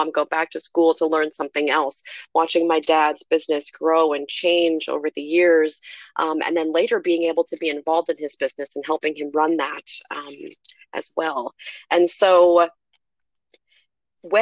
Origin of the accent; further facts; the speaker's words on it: Iowa, United States; I was born and raised in Iowa